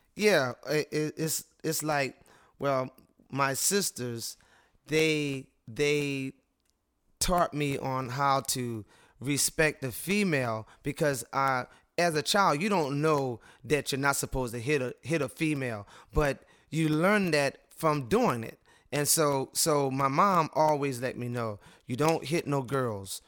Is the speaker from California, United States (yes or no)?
no; Cambridge, Maryland, United States; I'm a gentleman that was born and raised in Cambridge, Maryland.